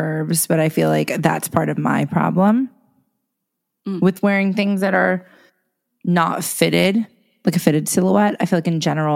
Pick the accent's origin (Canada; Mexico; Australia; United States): United States; New York; I'm also a New Yorker.